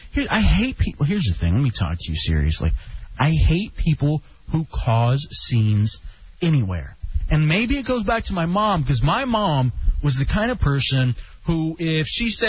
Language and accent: English; Dallas, Texas, United States; moved away; also born or lived in Ann Arbor, Michigan / Lansing, Michigan; They're from Dallas, my hometown.